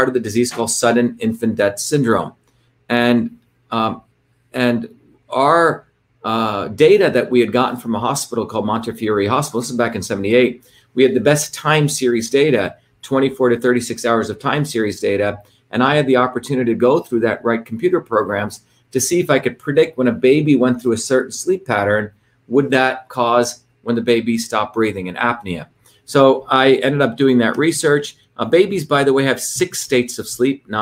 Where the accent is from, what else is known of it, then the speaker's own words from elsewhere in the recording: India; moved away; also born or lived in Bombay, India / South Indian village; I grew up in India when I was up until 7 years old in this crazy city called Bombay, which is chaotic city, but highly diverse